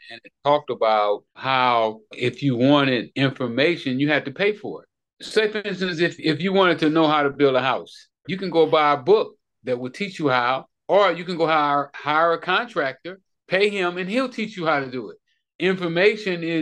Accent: Los Angeles, California, United States; I grew up in Hoover Crip Hood. You know, at that time, they was the biggest gang in Los Angeles

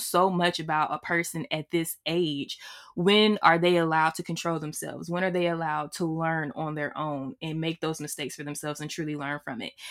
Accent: Alabama, United States; I'm from Alabama

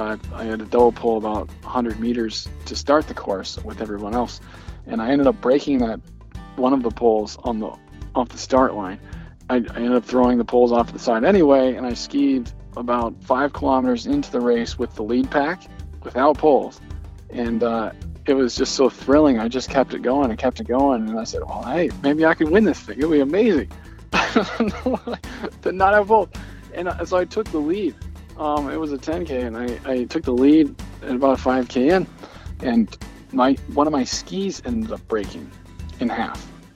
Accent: Alaska, United States; The weather, you know, it has four seasons just like everywhere else.

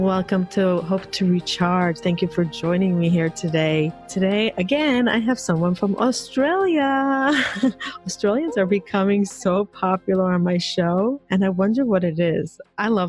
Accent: Israel; moved away; also born or lived in Hong Kong; I grew up in Israel

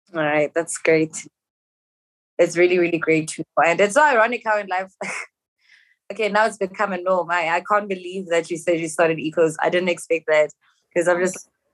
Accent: Johannesburg, Gauteng, South Africa; I'm from Joburg

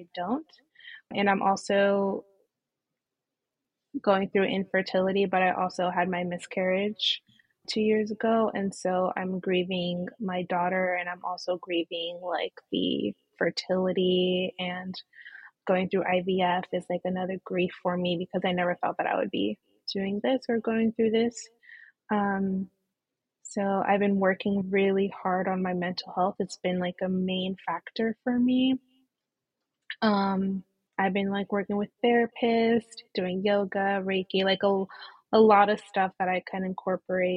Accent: Connecticut, United States; I'm actually from Connecticut

